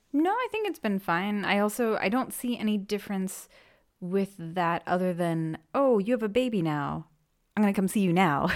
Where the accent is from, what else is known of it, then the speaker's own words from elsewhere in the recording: Maine, United States; first language English; moved away as an adult; now in Freiburg, Germany; I'm from Maine in the U S, and I currently live in Freiburg